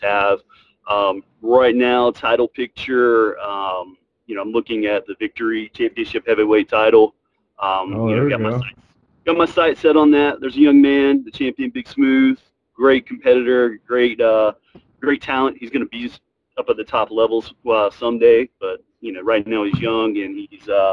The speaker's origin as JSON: {"language": "English", "area": "the South", "region": "Alabama", "country": "United States", "tie": "born or raised there", "said": "growing up in the South, you know, I was fortunate enough to grow up in the territory days, going to wrestling every Saturday night in Dothan, Alabama"}